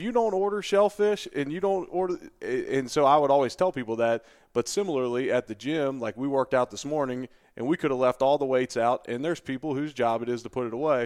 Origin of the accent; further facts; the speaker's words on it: Cincinnati, Ohio, United States; moved away as an adult; also born or lived in Buffalo; now in Louisville, United States; the people I grew up around in Cincinnati